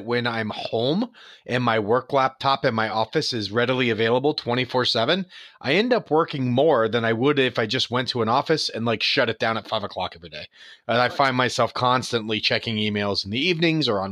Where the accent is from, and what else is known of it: St. Petersburg, Florida, United States; born or raised there; also born or lived in New York